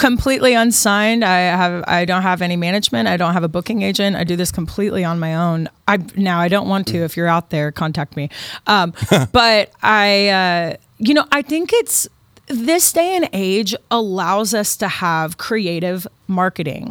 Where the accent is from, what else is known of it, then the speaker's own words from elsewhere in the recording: Austin, Texas, United States; moved away; also born or lived in Nashville, Tennessee; when I grew up in Austin